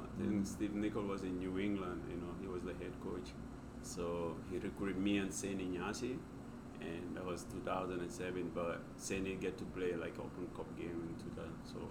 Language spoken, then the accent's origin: English; Gambia; moved away; As you know, I was born and raised in Gambia. You know, it's a small country in West Africa, like really one of the smallest in Africa.